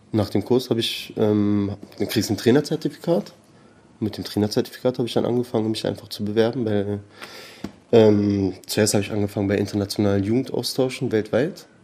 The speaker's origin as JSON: {"language": "German", "region": "Berlin", "country": "Germany", "tie": "born or raised there", "also_born_or_lived": "Tehran, Iran / Spandau / Charlottenburg", "said": "Eigentlich Berliner Perser, also ich bin hier groß geworden, in Teheran geboren."}